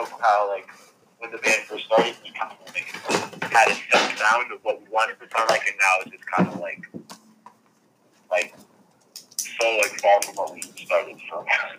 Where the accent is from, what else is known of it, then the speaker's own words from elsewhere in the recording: North Lauderdale, Florida, United States; I'm from North Lauderdale.